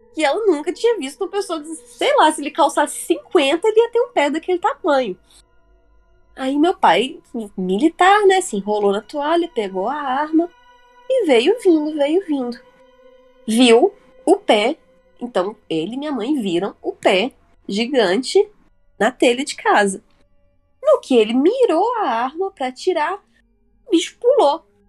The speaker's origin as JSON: {"language": "Portuguese", "town": "Varginha", "region": "Minas Gerais", "country": "Brazil", "moved": "as an adult", "said": "eu e o Felipe somos de Varginha"}